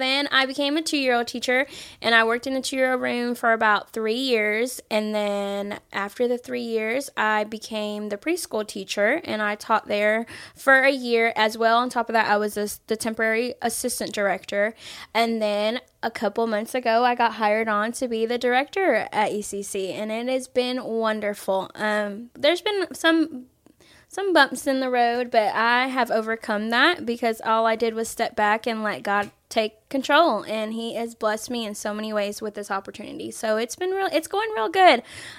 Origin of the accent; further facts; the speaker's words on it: Honduras; born there; also born or lived in Florida; I haven't had a place to call home. Was originally born in Honduras.